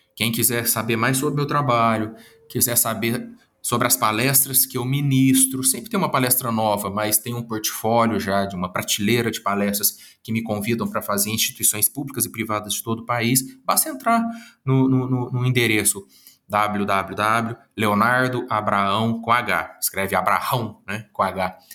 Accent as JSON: {"language": "Portuguese", "region": "Minas Gerais", "country": "Brazil", "accent": "Minas Gerais (mineiro)", "said": "esse sotaque de Minas Gerais e eu já tô achando, assim, bastante legal eu ter esse sotaque"}